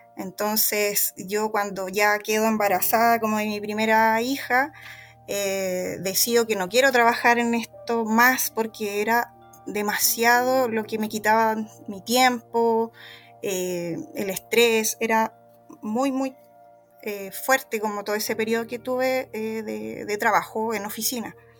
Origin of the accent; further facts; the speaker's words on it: Chile; en mi país, acá en Chile